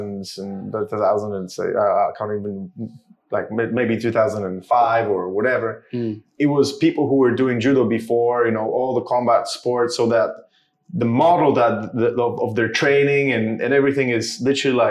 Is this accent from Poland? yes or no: yes; Szczecin, West Pomeranian Voivodeship, Poland; now in United Kingdom; I'm from Poland. I started jiu-jitsu in my hometown, Szczecin